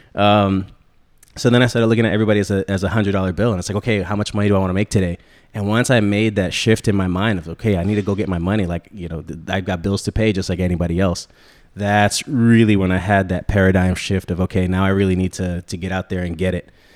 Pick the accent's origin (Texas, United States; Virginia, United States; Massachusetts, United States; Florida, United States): Florida, United States; Central; also born or lived in New York / Connecticut; grew up down here in Central Florida after my parents split